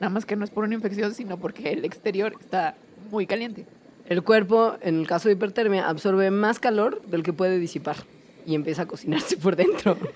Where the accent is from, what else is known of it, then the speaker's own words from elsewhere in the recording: Valle de Bravo, State of Mexico, Mexico; Yo me muero de calor mucho en mi pueblo.